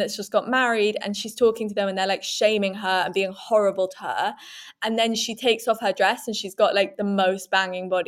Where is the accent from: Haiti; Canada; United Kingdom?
United Kingdom; England; we are English people